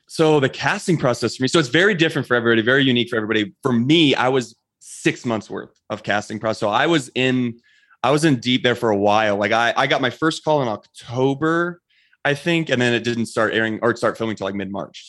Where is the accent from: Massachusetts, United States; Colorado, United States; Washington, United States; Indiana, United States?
Colorado, United States; Bailey; I grew up in a small town here in, uh, Colorado called Bailey, Colorado